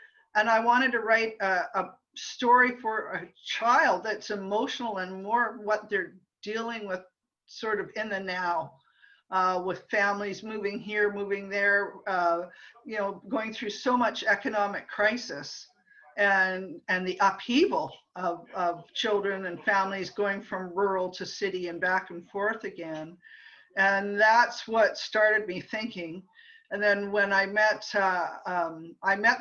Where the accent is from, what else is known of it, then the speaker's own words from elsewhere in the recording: Ottawa, Ontario, Canada; I grew up in Ottawa, in a typical middle-class family in Ottawa